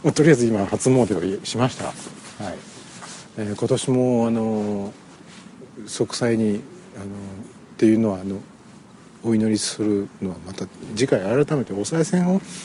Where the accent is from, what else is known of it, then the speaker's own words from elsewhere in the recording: Gifu, Japan; now in Aichi, Japan; 岐阜県にある実家に帰って